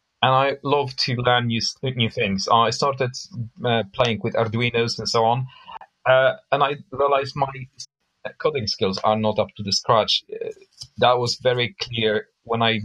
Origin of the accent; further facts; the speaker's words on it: Poland; moved away as an adult; now in London, United Kingdom; I was born and bred in Poland, and I moved to UK actually 20 years ago.